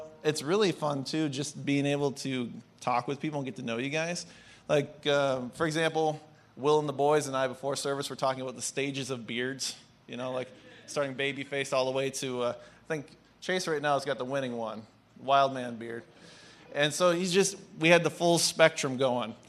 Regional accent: Pine County, Minnesota, United States; I'm from a town of about 2,800 people, including the prison inmates, so not too big. That's the context of where I come from, Pine County

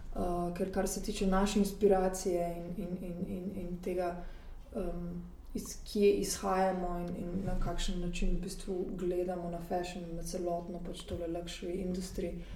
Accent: Slovenia; moved away as an adult; now in Paris, France; jaz sem pač iz Slovenije

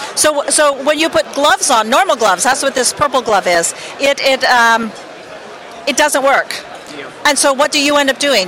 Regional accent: Boulder, Colorado, United States; we're from Boulder, Colorado

